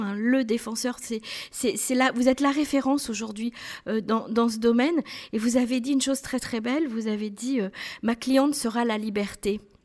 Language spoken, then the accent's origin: French; Israel; chez nous en Israël